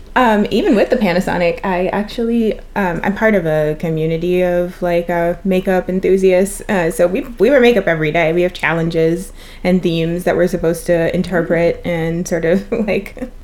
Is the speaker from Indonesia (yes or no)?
no; Trinidad & Tobago; I'm from Trinidad and one of the big things that we have is carnival